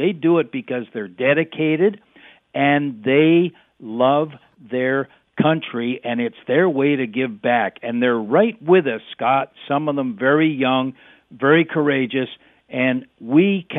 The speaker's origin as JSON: {"language": "English", "country": "Canada", "said": "I was standing there in her apartment as a Canadian"}